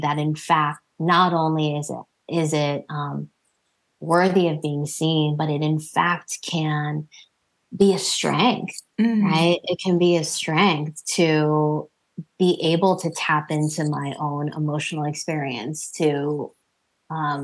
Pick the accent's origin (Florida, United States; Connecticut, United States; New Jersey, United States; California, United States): New Jersey, United States; I was born and raised in New Jersey, but my family is Indian American